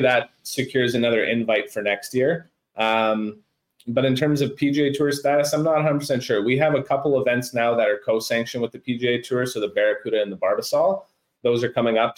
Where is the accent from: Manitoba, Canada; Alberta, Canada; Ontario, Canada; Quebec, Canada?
Manitoba, Canada; Stony Mountain; growing up in Stony Mountain and playing at the Toulon Golf and Country Club